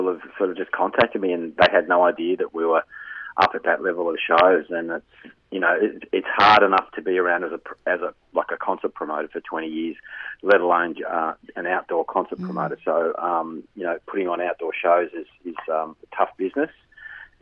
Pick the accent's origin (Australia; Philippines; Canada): Australia; Melbourne, Victoria; I'm from Melbourne